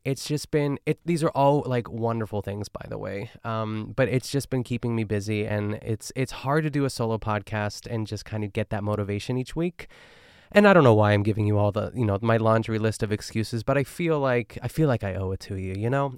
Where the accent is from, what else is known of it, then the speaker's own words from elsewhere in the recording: Pittsburgh, Pennsylvania, United States; accent: Pittsburgh; when I'm in my hometown, like, I'm trying my best to not pick up on, like, Pittsburgh lingo